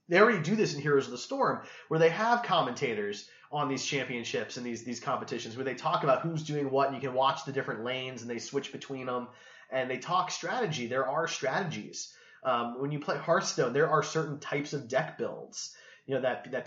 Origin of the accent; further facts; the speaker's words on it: Kansas City, United States; We're from Kansas City